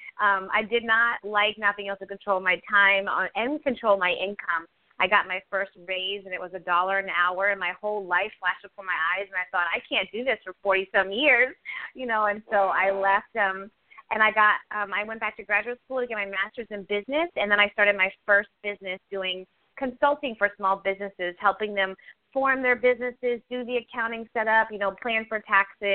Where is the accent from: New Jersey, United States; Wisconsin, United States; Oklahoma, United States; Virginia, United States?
Virginia, United States; Virginia Beach; So I grew up in Virginia Beach, Virginia, and I grew up in a very well-to-do home.